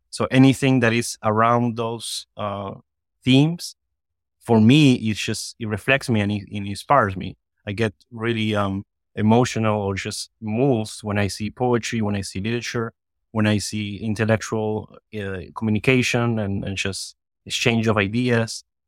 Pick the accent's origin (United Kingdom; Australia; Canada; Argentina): Argentina; now in Miami, United States; I was born in Argentina and I was living here in Miami